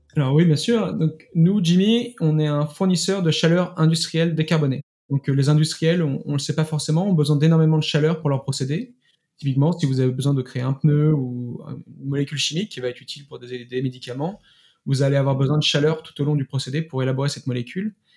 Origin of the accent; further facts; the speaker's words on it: Paris, Île-de-France, France; je suis euh, parisien